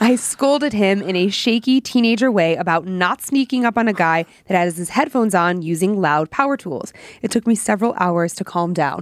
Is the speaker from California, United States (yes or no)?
no; Parma Heights, Ohio, United States; now in Idaho, United States; I'm from Cleveland, Parma Heights